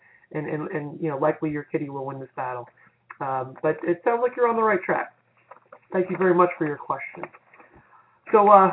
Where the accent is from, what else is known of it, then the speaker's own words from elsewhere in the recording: Florida, United States; my home state of Florida